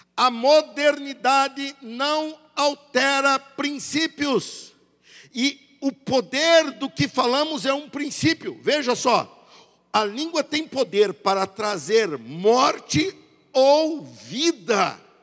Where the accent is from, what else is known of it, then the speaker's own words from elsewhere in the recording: Brazil; somos brasileiros